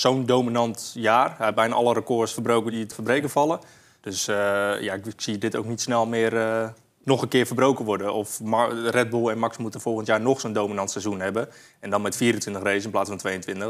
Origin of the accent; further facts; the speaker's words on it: Netherlands; als Nederlander